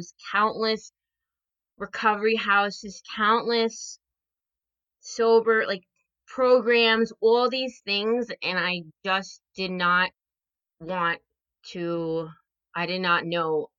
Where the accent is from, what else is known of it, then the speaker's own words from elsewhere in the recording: New Jersey, United States; I am from New Jersey.